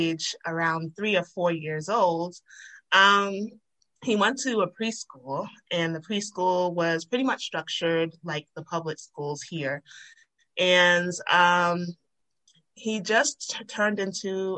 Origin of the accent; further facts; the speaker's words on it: Rhode Island, United States; moved away as an adult; now in Georgia, United States; I'm originally from Rhode Island